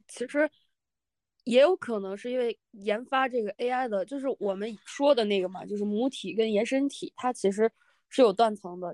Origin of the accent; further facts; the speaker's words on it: China; 特别是我们中国人